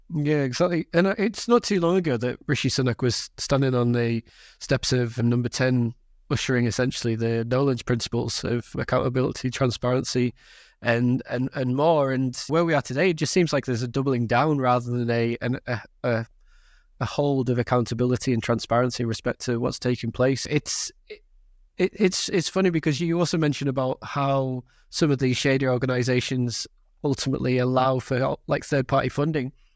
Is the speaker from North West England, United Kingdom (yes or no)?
yes; Carlisle, North West England, United Kingdom; I'm from Cumbria, right, I grew up in, in and around Carlisle